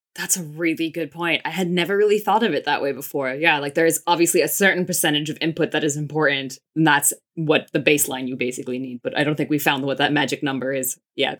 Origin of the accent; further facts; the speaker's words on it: United States; I grew up in the States. My mom's from Finland. My dad's from Israel.